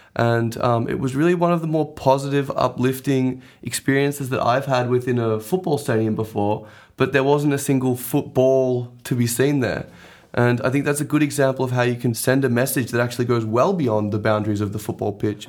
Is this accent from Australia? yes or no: yes; Australia; growing up in Australia